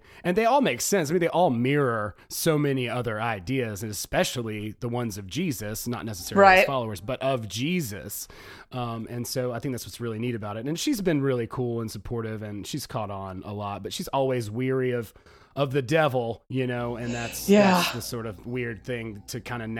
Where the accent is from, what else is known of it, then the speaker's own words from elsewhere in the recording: Georgia, United States; I grew up in the South here in Georgia.